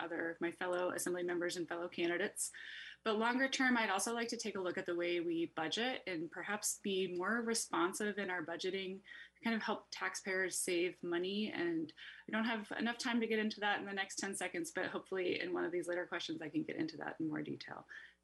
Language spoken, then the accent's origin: English; Petersburg, Alaska, United States; moved away as an adult; now in Juneau, United States; I was born and raised in Petersburg, and I moved to Juneau 8.5 years ago to work for the state.